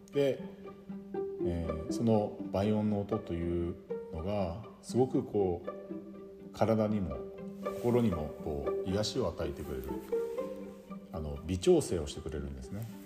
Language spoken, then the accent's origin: Japanese; Yubari, Hokkaido, Japan; now in Sapporo, Japan; ずっと慣れ親しんできた夕張